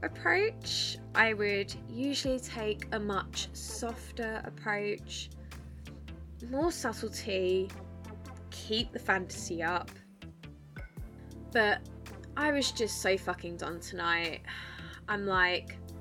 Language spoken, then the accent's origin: English; Essex, East of England, United Kingdom; moved away as an adult; now in north of England, United Kingdom; I am from Essex